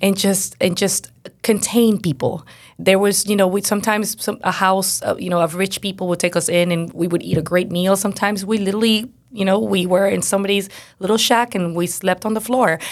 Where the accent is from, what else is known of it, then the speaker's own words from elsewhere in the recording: Venezuela; moved away; I was born and raised in Venezuela, so I grew up in Venezuela, and my parents are missionary, were missionaries.